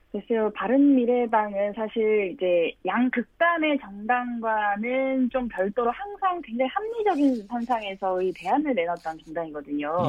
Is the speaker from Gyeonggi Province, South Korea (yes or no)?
no; Cheongju, North Chungcheong, South Korea; moved away; 저는 고향이 청주여서요.